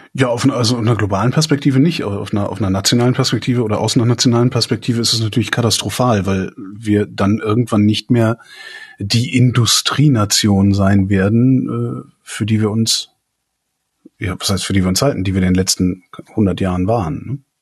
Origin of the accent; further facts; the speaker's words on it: west of Cologne, North Rhine-Westphalia, Germany; ich bin gebürtiger Kölner und äh, äh westlich von Köln aufgewachsen, so 20 Kilometer entfernt.